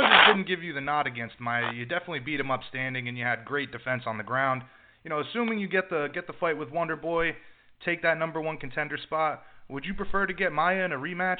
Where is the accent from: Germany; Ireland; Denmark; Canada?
Ireland; as an Irishman